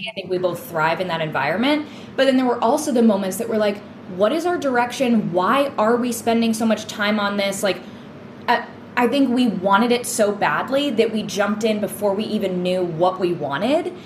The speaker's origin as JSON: {"language": "English", "region": "New England", "country": "United States", "tie": "born or raised there", "said": "growing up in New England"}